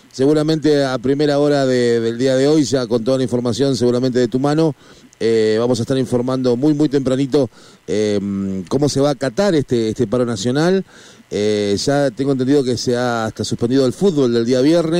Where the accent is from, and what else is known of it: Argentina